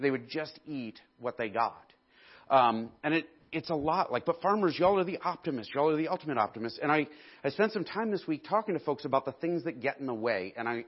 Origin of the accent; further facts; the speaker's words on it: Indiana, United States; Like, we came from Indiana where, like, cornfields are